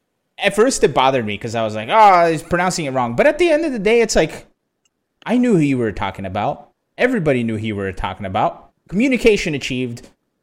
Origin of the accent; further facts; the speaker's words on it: Brazil; No, but I grew up in Brazil, though.